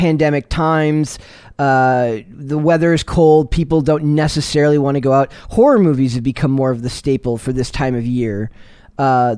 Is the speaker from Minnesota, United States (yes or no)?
yes; Minnesota, United States; moved away as an adult; now in East Coast, United States; my job as a lifelong Minnesota resident